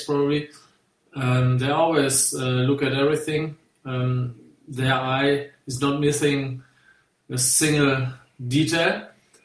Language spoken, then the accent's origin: English; Germany; moved away as an adult; also born or lived in England; as a German